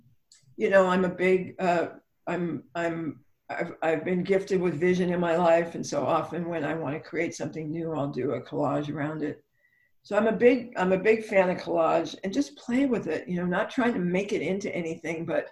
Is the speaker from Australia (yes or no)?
no; Ireland; I'm Irish